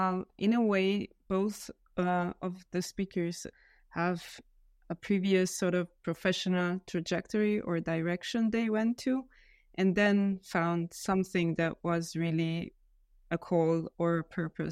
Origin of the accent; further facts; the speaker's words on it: Hungary; English is a second language; now in Vienna, Austria; I am originally from Hungary. I currently live in Vienna